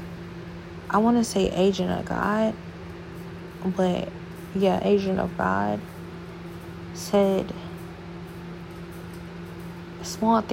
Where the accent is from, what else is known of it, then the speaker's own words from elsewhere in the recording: Ohio, United States; now in Houston, United States; I'm from Ohio